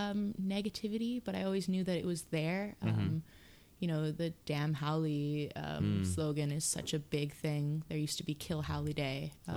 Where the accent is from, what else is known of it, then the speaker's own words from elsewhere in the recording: Huelo, Hawaii, United States; also born or lived in Ewa Beach, Oahu / San Diego; I grew up in the North Shore of Maui in Huelo by Twin Falls